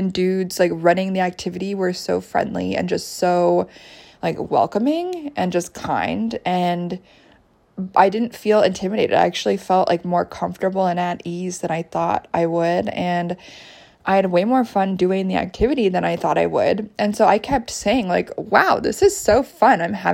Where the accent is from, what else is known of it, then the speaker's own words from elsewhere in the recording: United States; also born or lived in Canada; I spent my formative years in the States